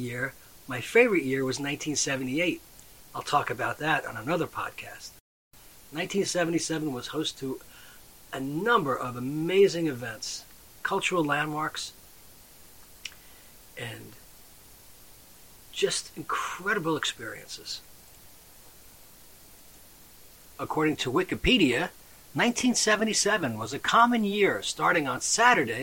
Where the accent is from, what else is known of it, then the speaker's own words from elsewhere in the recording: Western Nassau County, New York, United States; I grew up in Western Nassau County, I didn't quite live in New York City